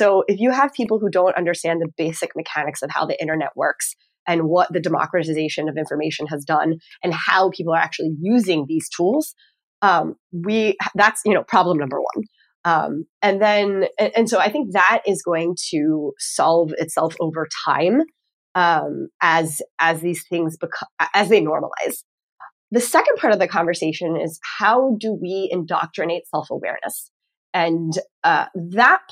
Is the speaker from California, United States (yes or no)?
no; Texas, United States; also born or lived in Northeast United States; now in Northeast, United States; I'm from Texas originally